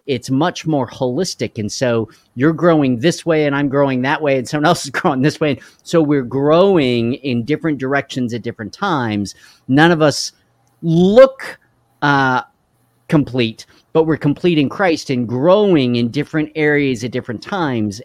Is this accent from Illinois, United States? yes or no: no; Carlsbad, New Mexico, United States; I grew up in Carlsbad, New Mexico.